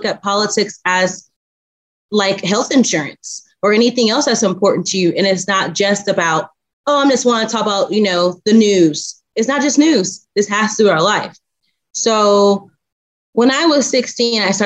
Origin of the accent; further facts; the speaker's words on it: Indiana, United States; moved away as an adult; now in Texas, United States; I'm actually originally from Indiana. Born and raised Indiana